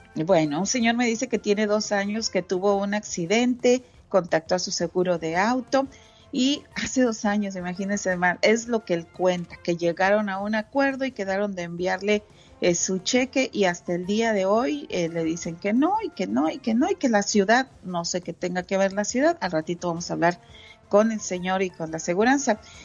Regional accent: Monterrey, Nuevo León, Mexico; De, Monterrey, Nuevo León

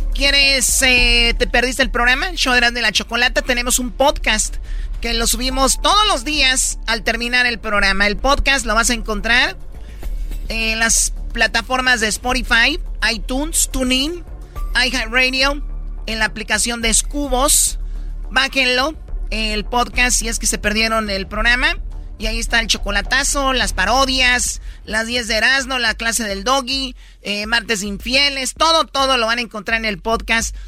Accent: Chihuahua, Mexico; De Chihuahua

